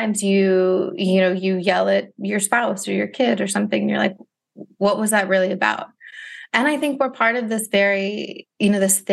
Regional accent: Ohio, United States; now in Philadelphia, United States; I'm from Ohio originally, too

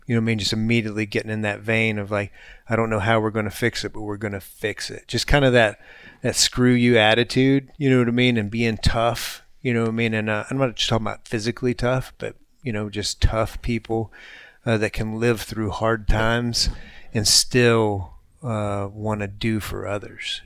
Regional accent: United States; having been born here

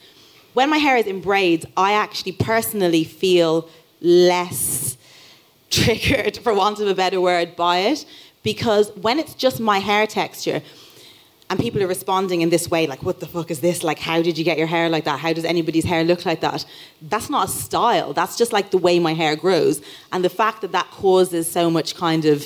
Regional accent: Dublin, Leinster, Ireland; I grew up in Dublin

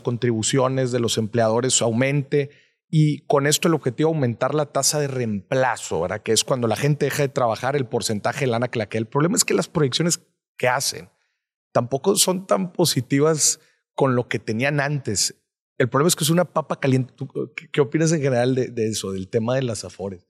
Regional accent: Monterrey, Nuevo León, Mexico; yo soy, yo soy de Monterrey.

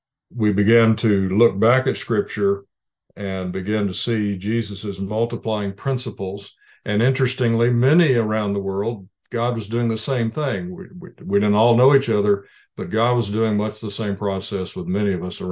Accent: Indonesia; born there; I was born in Indonesia to missionary parents.

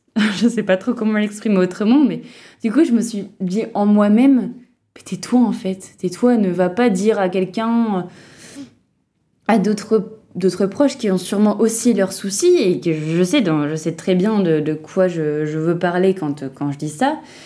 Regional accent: Lille, Hauts-de-France, France; moved away as an adult; de là d'où je viens, donc Lille

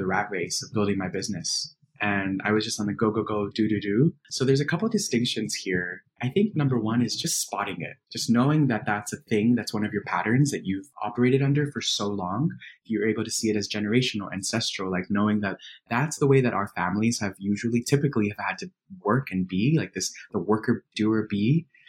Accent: Miami, Florida, United States; First generation immigrant kid growing up in Miami.

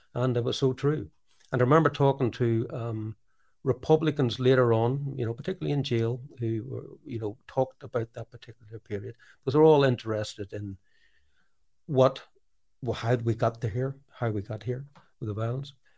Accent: Norwich, East of England, United Kingdom; born or raised there; moved away as an adult; also born or lived in Belfast

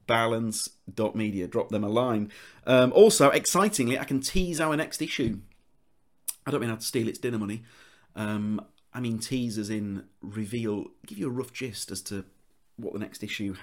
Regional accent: Leeds, Yorkshire and the Humber, United Kingdom; accent: Leeds; my Leeds accent

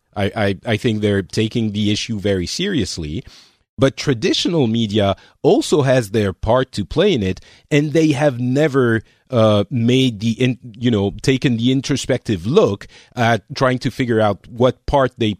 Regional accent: France; moved away; I'm from France, but I'm not there.

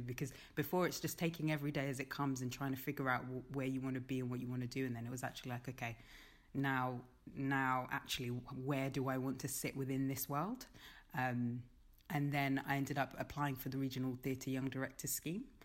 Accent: London, United Kingdom; now in Birmingham, United Kingdom; I'm from London

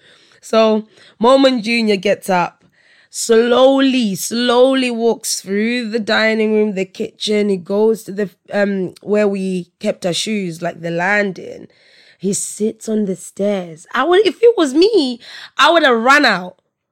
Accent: Malawi; I'm from Malawi, right? So my household at my mum's house, anyway, my parents' house, it's very African. It's Malawian, right?

